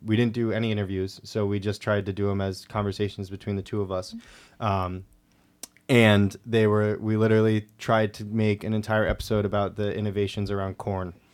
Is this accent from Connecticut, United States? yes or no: yes; Granby, Connecticut, United States; I'm from, like, a smaller town in Connecticut